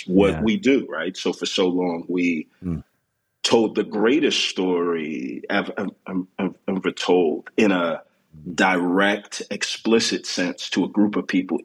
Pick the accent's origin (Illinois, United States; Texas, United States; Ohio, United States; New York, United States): Texas, United States; Houston; moved away as an adult; now in Atlanta, United States; born and raised in Houston, Texas, to a pair of Nigerian immigrants